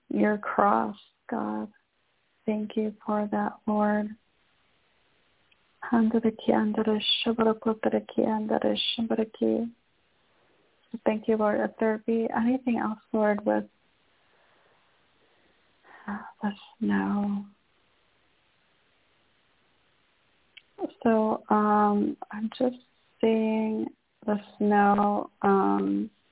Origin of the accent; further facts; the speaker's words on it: Michigan, United States; I was raised in Michigan